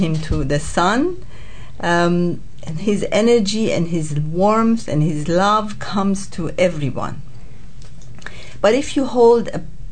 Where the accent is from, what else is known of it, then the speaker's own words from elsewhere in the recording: Iran; moved away as an adult; also born or lived in United States / Tonga; now in New Zealand; I was born in Iran, where the Baha'i faith started. But many, many years ago, about 45 years ago, I moved with my husband to United States